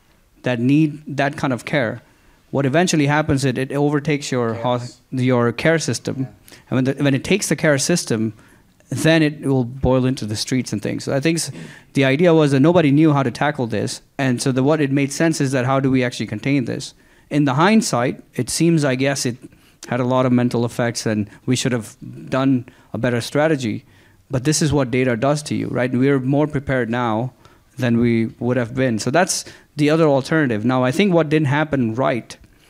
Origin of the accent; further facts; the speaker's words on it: Houston, Texas, United States; I come from Houston